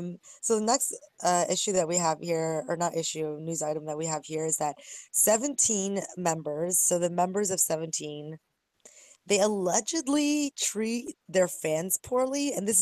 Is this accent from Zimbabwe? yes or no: no; South Korea; now in United States; And I'm from Korea, and I think everybody already owns a gun, and we have open carry laws in the States.